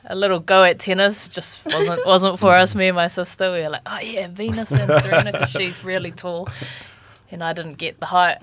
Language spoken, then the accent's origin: English; Auckland, New Zealand; I am from Auckland